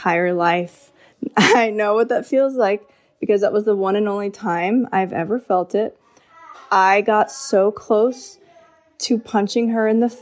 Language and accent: English; Florida, United States; I grew up in Florida